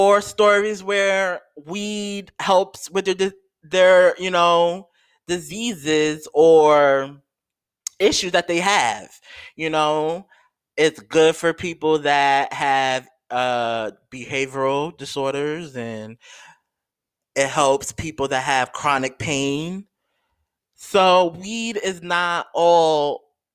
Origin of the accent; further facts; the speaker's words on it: New York, United States; I live in New York, y'all. I'm a New Yorker